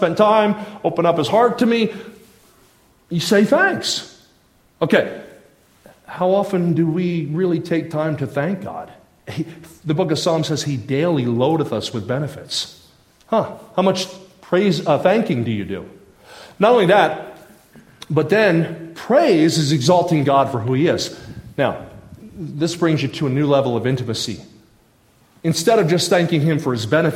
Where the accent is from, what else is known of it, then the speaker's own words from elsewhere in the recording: New Jersey, United States; I grew up in South Jersey